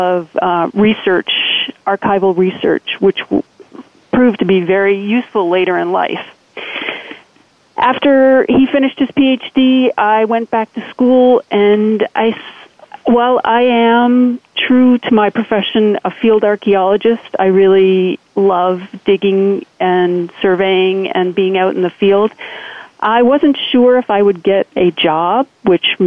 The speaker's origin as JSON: {"language": "English", "country": "Canada", "tie": "born or raised there", "also_born_or_lived": "Austin, Texas", "moved": "as an adult", "said": "I grew up in Canada"}